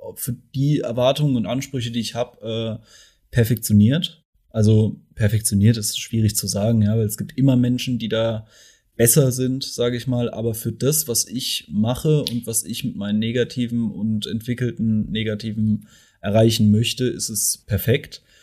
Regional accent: Mannheim, Baden-Württemberg, Germany; ich komme ja aus Mannheim.

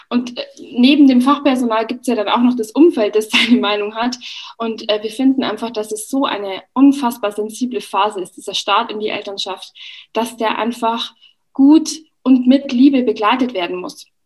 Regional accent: Bavaria, Germany; Ich habe zwei Kinder. Ich komme aus der Oberpfalz und bin Bloggerin und Kolumnistin.

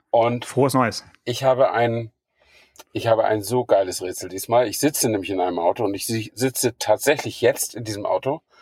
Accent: Flensburg, Schleswig-Holstein, Germany; now in Königs Wusterhausen, Germany; Stamme ich ja aus, danke, stamme ich ja aus Flensburg, also habe ich mich auf den Weg gemacht von Königswusterhausen nach Flensburg.

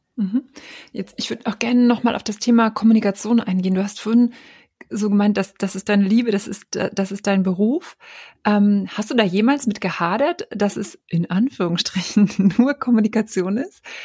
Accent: East Germany, Germany; ich bin auch aus Ostdeutschland

